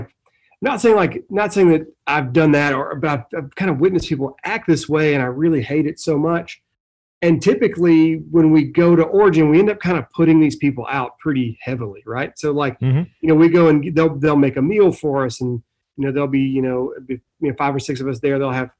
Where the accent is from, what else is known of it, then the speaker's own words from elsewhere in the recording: the South, United States; I come from the South, the southern part of the United States, and hospitality is a huge part of my culture historically.